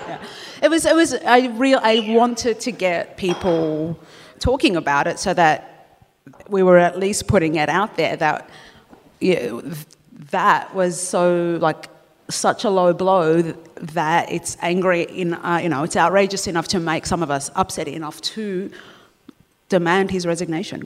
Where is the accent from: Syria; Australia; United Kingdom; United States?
Australia; having lived here since I was two